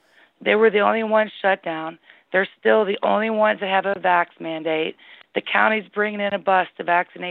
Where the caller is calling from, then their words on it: Ohio, United States; I'm calling from Ohio.